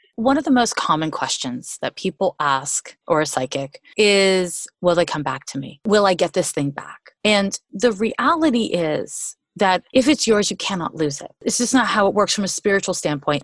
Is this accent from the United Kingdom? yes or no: no; Montreal, Quebec, Canada; moved away as an adult; now in United States; I'm from Montreal, Quebec. I've been in the US for like 25 years